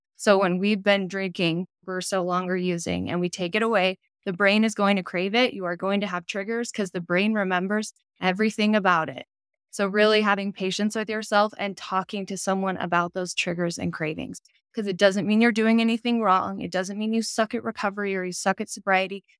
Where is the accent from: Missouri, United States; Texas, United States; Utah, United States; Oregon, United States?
Utah, United States; I'm from Utah